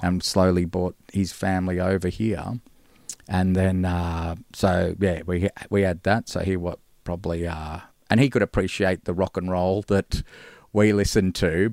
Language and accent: English; Gold Coast, Queensland, Australia; moved away as an adult; now in Melbourne, Australia; born in Melbourne yeah. and then grew up on the Gold Coast.